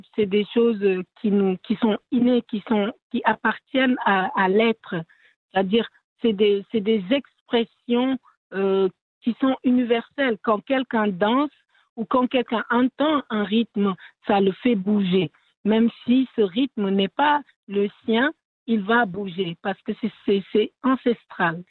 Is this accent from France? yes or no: no; Senegal; French is a second language; moi, par exemple, qui viens du Sénégal